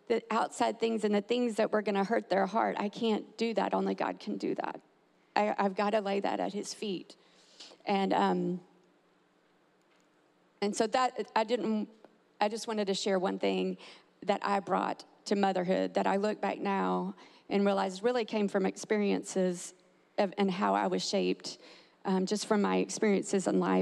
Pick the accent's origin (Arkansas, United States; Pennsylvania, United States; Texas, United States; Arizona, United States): Texas, United States; now in Tampa, United States; I'm actually from Texas